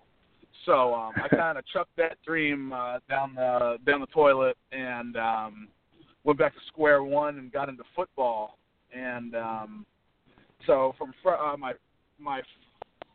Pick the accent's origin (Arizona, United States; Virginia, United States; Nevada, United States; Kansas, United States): Arizona, United States; moved away as an adult; now in Massachusetts, United States; I'm from Arizona